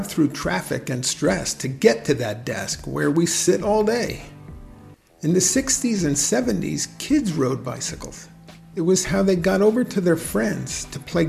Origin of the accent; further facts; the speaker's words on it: New Jersey, United States; my home state of New Jersey